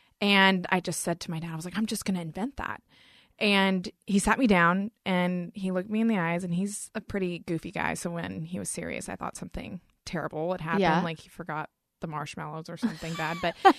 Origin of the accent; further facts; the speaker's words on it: North Carolina, United States; North Carolina.